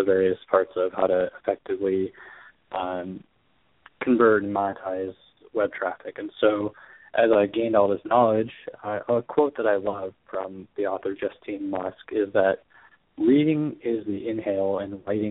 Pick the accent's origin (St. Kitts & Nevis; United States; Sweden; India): United States; Chicago, Illinois; I'm from Chicago. I live in Chicago now